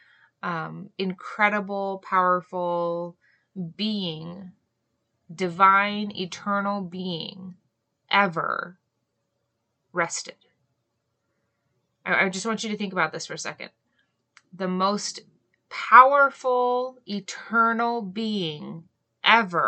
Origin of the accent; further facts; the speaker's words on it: Hawaii, United States; I grew up in Hawaii